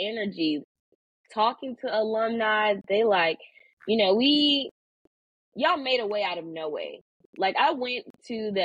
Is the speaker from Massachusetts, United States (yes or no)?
no; Milwaukee, Wisconsin, United States; moved away as an adult; now in Kentucky, United States; I'm from Milwaukee, Wisconsin.